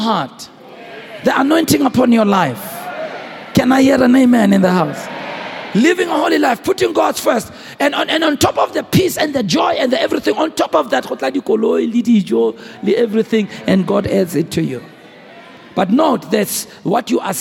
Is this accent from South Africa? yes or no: yes; South Africa; I'm a South African. I grew under apartheid